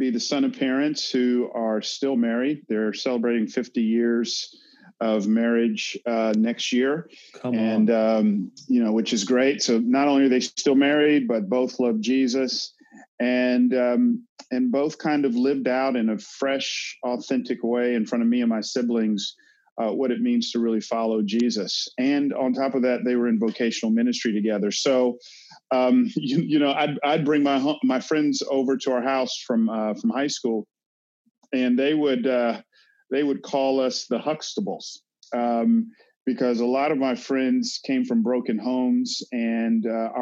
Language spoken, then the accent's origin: English; Atlanta, Georgia, United States; growing up in Atlanta, again, I had segments of it that was white, but that was my world.